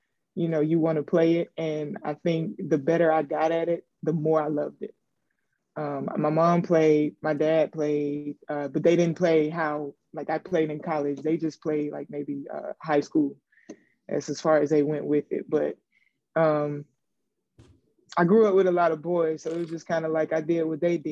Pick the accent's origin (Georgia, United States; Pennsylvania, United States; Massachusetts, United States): Georgia, United States; Adel; moved away; I grew up in a little bitty small town called Adel, Georgia